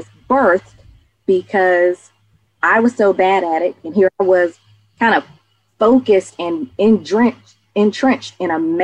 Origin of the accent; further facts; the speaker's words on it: Atlanta, Georgia, United States; growing up in Atlanta, I'm the youngest of four siblings.